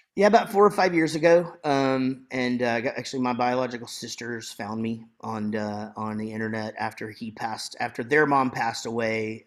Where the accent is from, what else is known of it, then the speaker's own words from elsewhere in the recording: Wichita Falls, Texas, United States; I grew up in Wichita Falls, Texas.